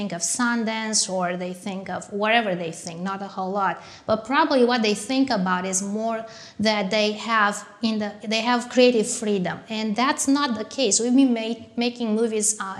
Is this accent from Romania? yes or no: yes; Romania; born or raised there; moved away as an adult; also born or lived in France / United States